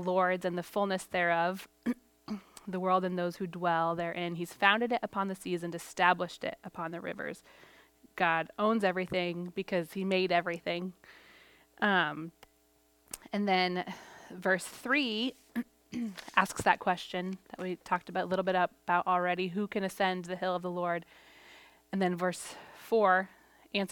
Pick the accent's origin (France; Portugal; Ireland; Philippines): Portugal; moved away; I grew up in Portugal.